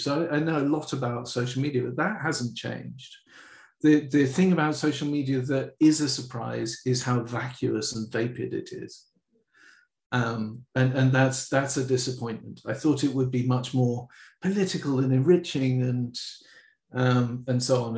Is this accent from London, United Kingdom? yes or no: yes; London, United Kingdom; I grew up in the middle of London